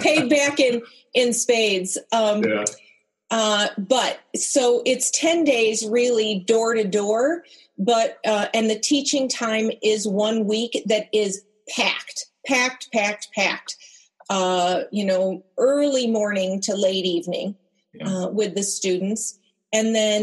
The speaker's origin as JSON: {"language": "English", "country": "United States", "said": "as an American"}